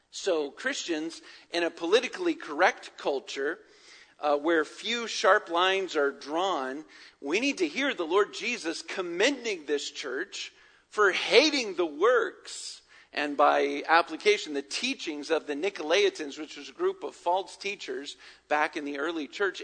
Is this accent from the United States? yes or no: yes; Virginia, United States; now in Atlanta, United States; growing up in Virginia